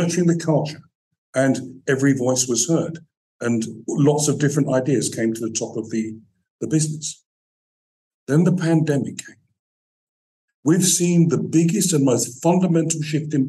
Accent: London, United Kingdom; moved away as an adult; also born or lived in New York, United States; I'm a Brit

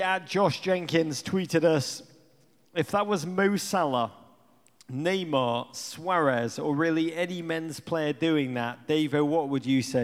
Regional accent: England, United Kingdom; moved away as an adult; now in United States; I grew up in England

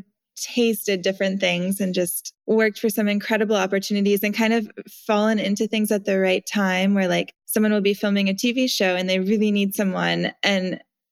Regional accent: Montana, United States; now in San Francisco, United States; I grew up in Montana in a super small little town

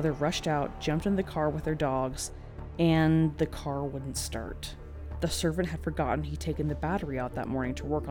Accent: California, United States; moved away; I grew up in California

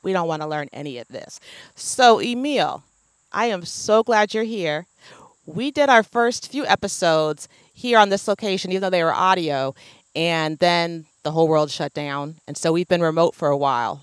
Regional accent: Oregon, United States; growing up in Oregon

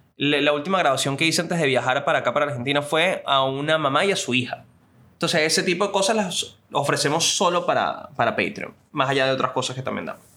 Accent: Venezuela; yo soy un venezolano

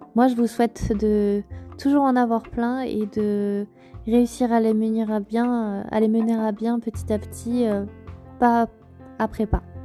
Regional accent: Auvergne-Rhône-Alpes, France; also born or lived in Moselle; j'étais loin de l'Auvergne, de mon Auvergne chérie

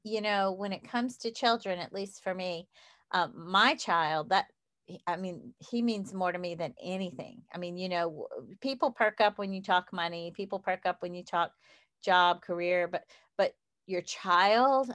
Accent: the South, Southern United States, United States; accent: southern; i still have my southern accent

